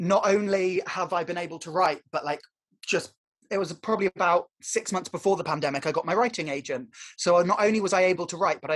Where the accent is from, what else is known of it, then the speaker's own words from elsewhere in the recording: Warwickshire, West Midlands, United Kingdom; moved away; also born or lived in Dartington; I grew up in Warwickshire